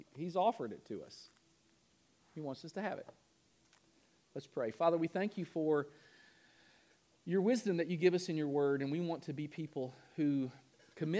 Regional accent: Kentucky, United States; moved away; Louisville, Kentucky, back in my home state

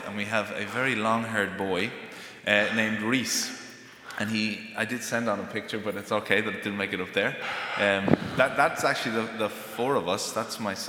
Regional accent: Greystones, Ireland; moved away as an adult; also born or lived in United States; We went back to Ireland, and I'm not a traditional missionary. Most missionaries will go to new frontiers. I went to my hometown.

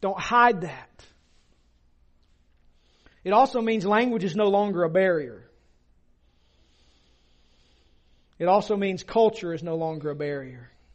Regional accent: the South, United States; accent: Southern; you're from the South

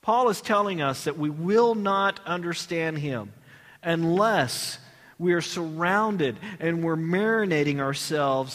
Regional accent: Texas, United States; I'm from Texas.

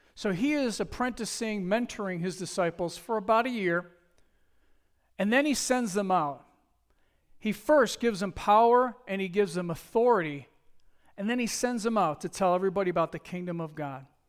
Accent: Buffalo, New York, United States; I'm from Buffalo, New York.

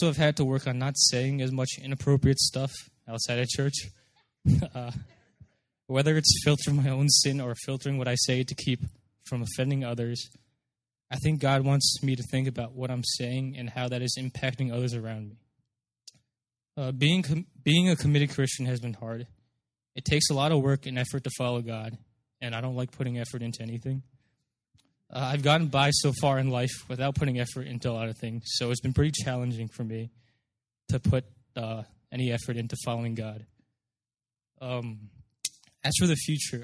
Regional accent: Morristown, New Jersey, United States; moved away as an adult; now in Urbana-Champaign, United States; Growing up in New Jersey

